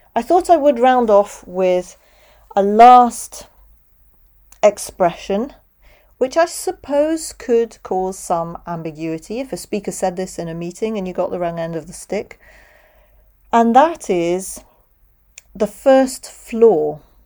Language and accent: English; United Kingdom; accent: British, close to RP; now in Europe; I'm British. I speak with a British accent. I'm based in Europe